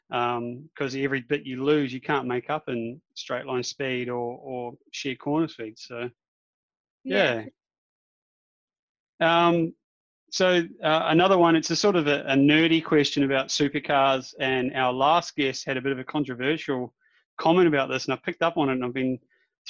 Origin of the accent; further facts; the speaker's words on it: New Zealand; also born or lived in Darwin; now in Western Australia, Australia; I'm a Kiwi as well